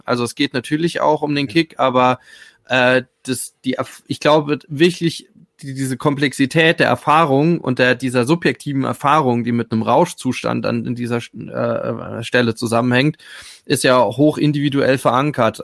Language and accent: German; Rhineland-Palatinate, Germany; ich komme aus der Pfalz